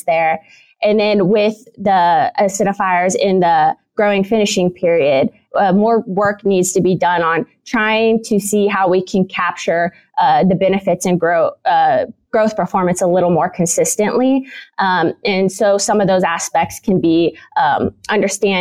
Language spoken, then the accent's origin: English; Illinois, United States; moved away as an adult; now in Kansas, United States; I'm originally from Illinois, where I did both my bachelor's and my master's degree